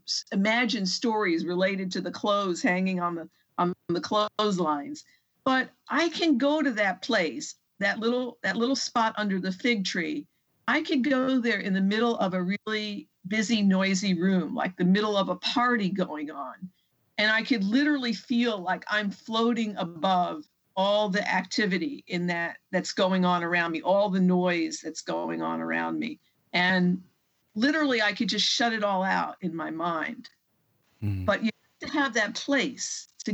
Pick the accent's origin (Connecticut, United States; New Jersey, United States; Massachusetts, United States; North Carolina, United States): New Jersey, United States; Bayonne; now in Atchison, United States; I grew up actually in Bayonne, New Jersey, which is just on the other side of New York Bay